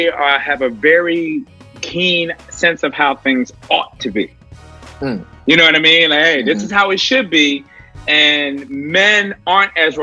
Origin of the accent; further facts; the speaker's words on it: Philadelphia, Pennsylvania, United States; moved away as an adult; now in Brooklyn, United States; Originally, I'm from Philly